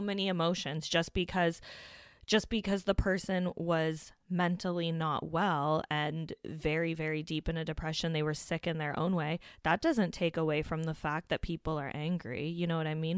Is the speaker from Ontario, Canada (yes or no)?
yes; Hamilton, Ontario, Canada; Hamilton, which is my hometown